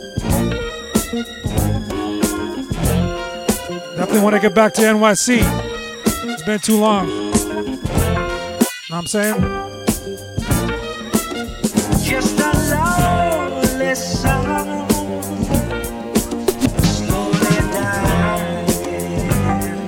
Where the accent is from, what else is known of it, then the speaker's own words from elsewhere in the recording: Panama; moved away; also born or lived in Colombia; yo nací en Panamá, but my dad's Colombian